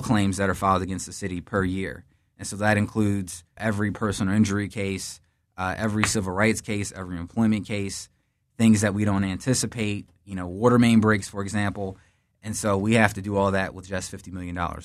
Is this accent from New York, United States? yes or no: no; Philadelphia, Pennsylvania, United States; I was uh, born in North Philly, lived there in my early childhood, and then moved to West Philly whole family's in Philly